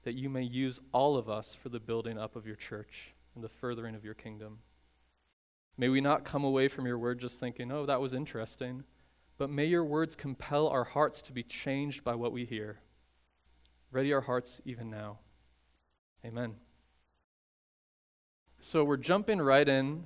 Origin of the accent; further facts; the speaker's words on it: Chicago, Illinois, United States; I'm from the Chicago area